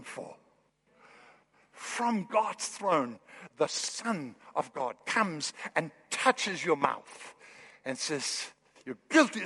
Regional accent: Kolding, Southern Denmark, Denmark; moved away; I'm from Northern Europe.

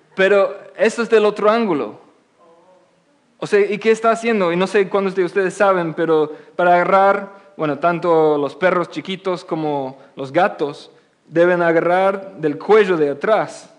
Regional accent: England, United Kingdom; Spanish is a second language; moved away as an adult; also born or lived in Oxford; now in United States; desde mi niñez, yo nací en Inglaterra, después pasé aquí y estoy viviendo aquí en Estados Unidos como casi 12 años

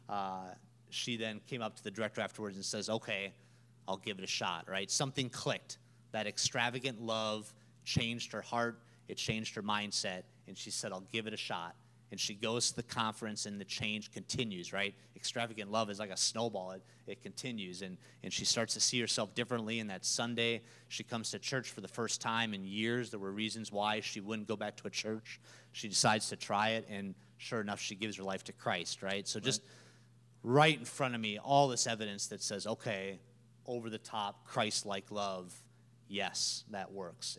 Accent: Minnesota, United States; moved away as an adult; now in Peoria, United States; I'm from Minnesota

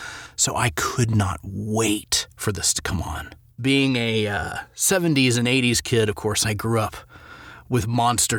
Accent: Memphis, Tennessee, United States; moved away; I grew up partially in Memphis, Tennessee

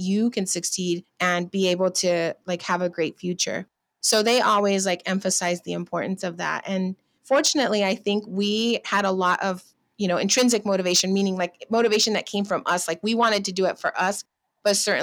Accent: Riverside, California, United States; also born or lived in Los Angeles, United States; I grew up in Riverside in Southern California

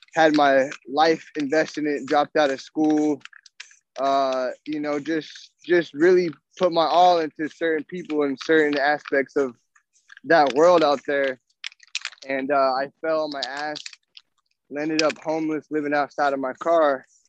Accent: Nebraska, United States; moved away; I'm from Nebraska originally.

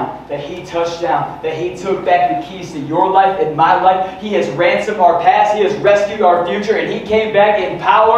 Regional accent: West Michigan, United States; we're from West Michigan

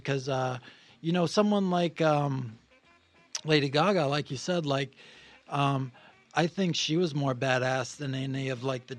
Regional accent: Maine, United States; moved away as an adult; also born or lived in Oneonta, New York / New York City; now in Los Angeles, United States; I grew up in Maine, went to college in New York.

